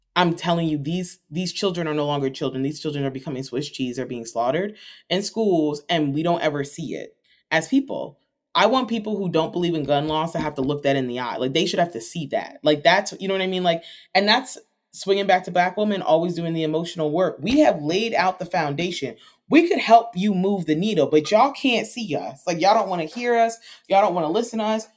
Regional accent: United States; as American people

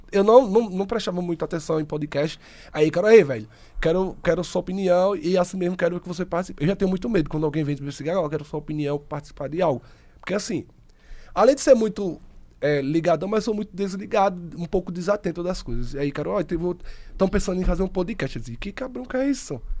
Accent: Santa Rosa de Lima, Santa Catarina, Brazil; sou de Santa Rosa de Lima há, há, mais de 20 anos

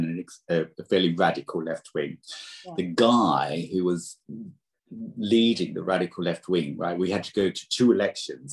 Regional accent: Australia; moved away; also born or lived in Britain; I'm Australian

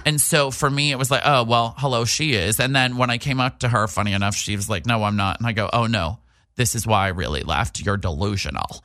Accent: New Hampshire, United States; accent: East Coast; moved away; also born or lived in New York City; big time East Coast. I'm from New Hampshire

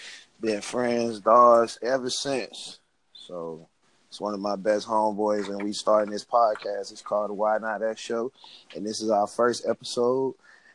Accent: Miami, Florida, United States; moved away as an adult; also born or lived in Orangeburg, South Carolina; I'm from Miami, Florida.

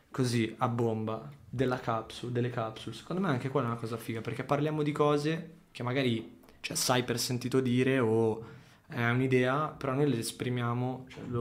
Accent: Sardinia, Italy; Io vengo dalla Sardegna, i miei genitori sono originali.

